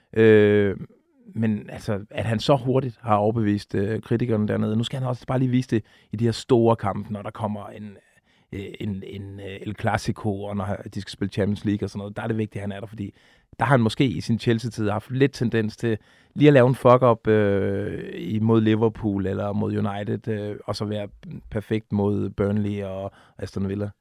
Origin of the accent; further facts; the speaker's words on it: Funen, Southern Denmark, Denmark; nu er jeg jo Fynbo